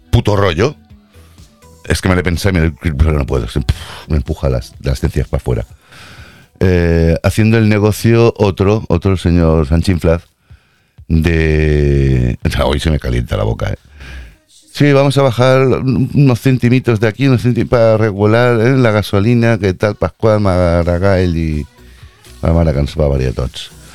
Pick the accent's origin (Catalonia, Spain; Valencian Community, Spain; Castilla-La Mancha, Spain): Catalonia, Spain; Yo soy de aquí nacido catalán